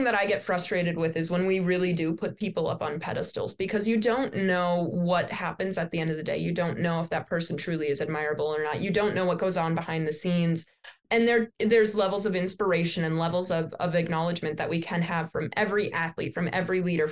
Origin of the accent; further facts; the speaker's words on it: Wisconsin, United States; I'm from Wisconsin